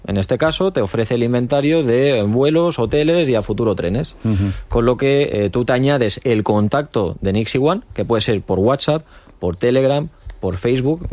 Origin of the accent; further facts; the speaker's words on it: Spain; los españoles